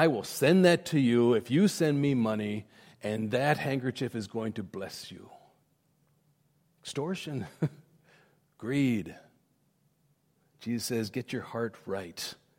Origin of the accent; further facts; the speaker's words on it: India; When I was growing up in India, my parents were there. They would whitewash their homes.